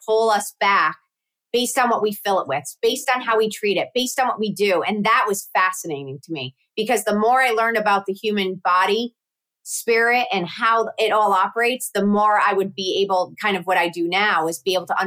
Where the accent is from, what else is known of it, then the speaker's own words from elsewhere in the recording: Connecticut, United States; also born or lived in Syracuse; I grew up in Connecticut